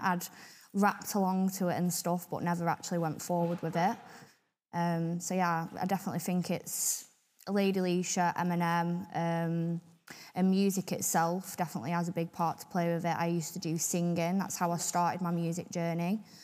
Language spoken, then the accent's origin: English; Blackpool, North West England, United Kingdom; I definitely think Blackpool itself has definitely shaped me who I am today